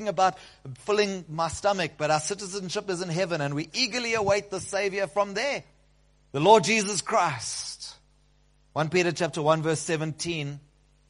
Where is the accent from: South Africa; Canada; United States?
South Africa; We, South Africans